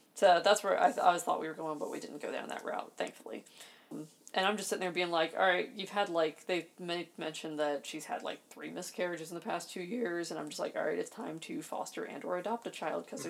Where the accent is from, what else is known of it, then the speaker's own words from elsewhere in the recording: Maryland, United States; I grew up in Maryland